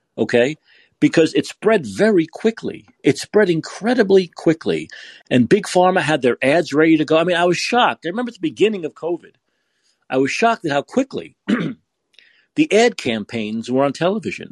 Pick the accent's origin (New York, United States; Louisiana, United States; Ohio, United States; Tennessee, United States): New York, United States; New York City; now in San Francisco, United States; I'm from New York, I'm from Brooklyn.